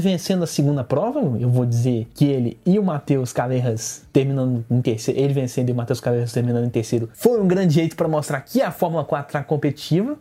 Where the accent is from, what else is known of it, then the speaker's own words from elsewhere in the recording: Goiás, Brazil; a frase símbolo de onde eu venho